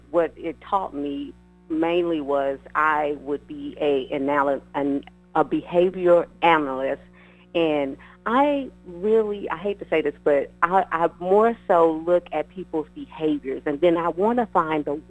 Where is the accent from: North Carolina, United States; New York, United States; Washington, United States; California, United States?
California, United States; Los Angeles; also born or lived in Abilene, Texas; now in Texas, United States; I am, of course, from Los Angeles, California. That's where I was born and raised